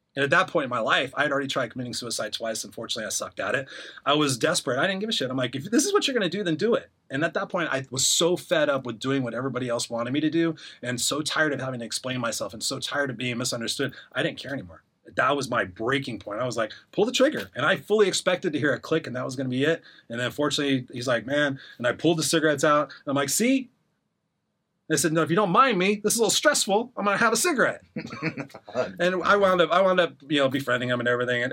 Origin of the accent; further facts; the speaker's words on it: Inglewood, California, United States; also born or lived in Los Angeles; I grew up in Inglewood where I was the only white kid on my street